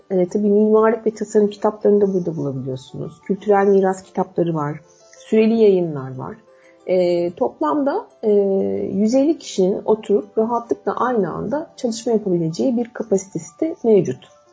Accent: Istanbul, Turkey; ben de doğma büyüme İstanbullu

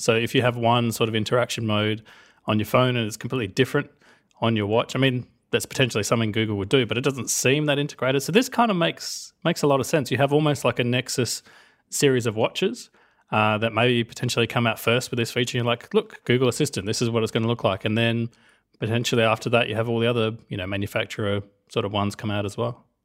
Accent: Australia; I'm Australian

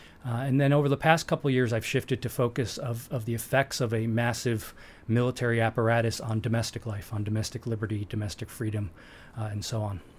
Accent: New York City, New York, United States; I grew up in New York City

